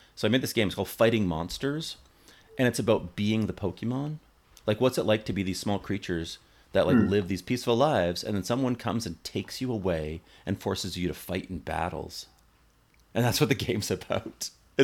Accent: Canada; now in United States; I'm not American. I live in America, but I'm not American. I'm a Canadian

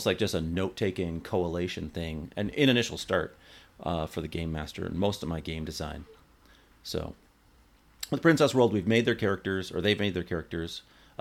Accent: Canada; now in United States; I'm not American. I live in America, but I'm not American. I'm a Canadian

